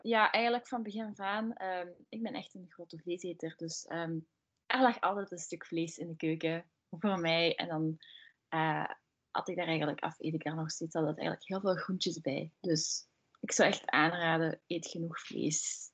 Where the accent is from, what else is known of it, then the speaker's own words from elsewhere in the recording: Limburg, Flanders, Belgium; moved away as an adult; now in Antwerp, Belgium; ik kom zelf van Limburg, dat is wel een stukje van Antwerpen